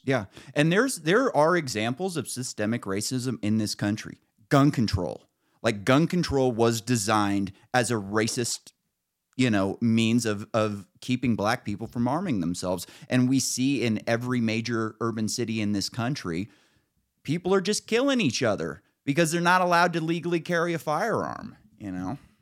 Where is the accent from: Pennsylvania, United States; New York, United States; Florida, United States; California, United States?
California, United States; Northern; I grew up in Northern California with, like, just right-wingers everywhere.